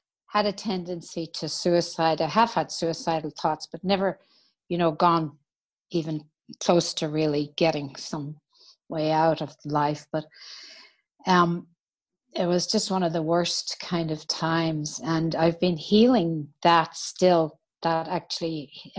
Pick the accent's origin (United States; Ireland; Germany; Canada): Ireland; moved away as an adult; I grew up in Ireland